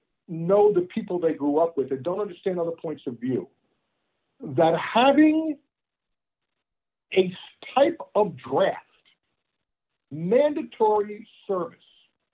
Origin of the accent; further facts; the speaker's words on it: New Jersey, United States; moved away as an adult; also born or lived in Texas; I grew up in New Jersey and went to school in Texas.